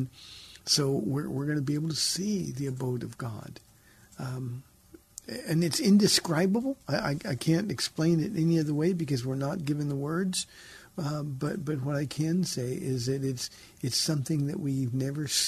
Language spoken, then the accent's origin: English; Southern California, United States; I grew up in Southern California